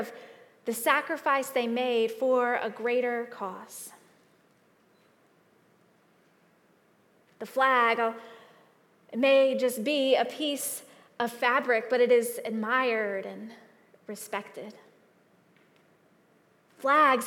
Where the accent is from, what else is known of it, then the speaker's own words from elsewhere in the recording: United States; I am an American.